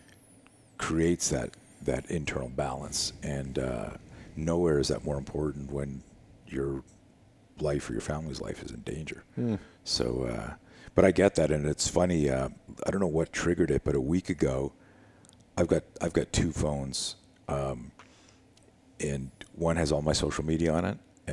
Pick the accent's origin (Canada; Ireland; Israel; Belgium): Canada; I was one of the top skiers in Canada. I grew up in Canada.